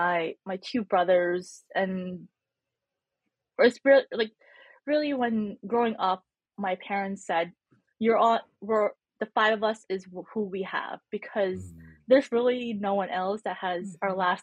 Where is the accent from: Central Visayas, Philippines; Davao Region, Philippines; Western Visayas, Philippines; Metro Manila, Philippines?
Western Visayas, Philippines; Bacolod; born there; So I was born in the Philippines in, I don't know if I want to say tiny town. It's not a town, it's a city. It's called Bacolod City, or well known as the City of Smiles in the island of Negros Occidental